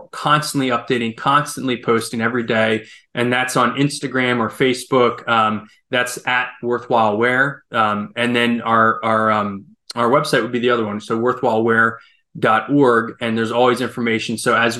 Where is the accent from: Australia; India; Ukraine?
Ukraine; I grew up as a missionary kid. I grew up in Ukraine.